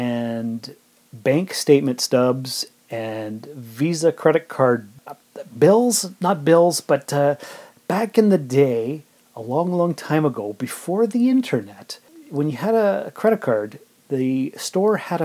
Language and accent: English; Sault Ste. Marie, Ontario, Canada; moved away as an adult; now in Timmins, Canada; I was born and raised in Sault Ste. Marie, and I came to Timmins about 17 and a half years ago